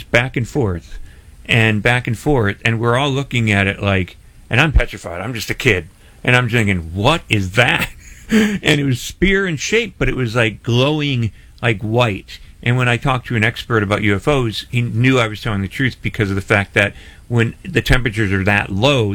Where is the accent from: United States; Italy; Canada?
United States; Scranton, Pennsylvania; moved away as an adult; now in Tampa Bay, United States; I'm originally from Scranton